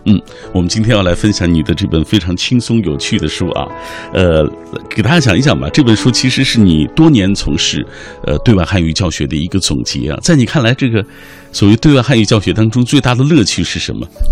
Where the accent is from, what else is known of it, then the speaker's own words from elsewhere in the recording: China; 我们中国人天天说这句话